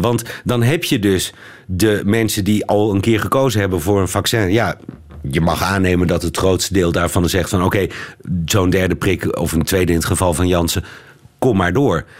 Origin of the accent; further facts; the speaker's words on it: Netherlands; als Hollander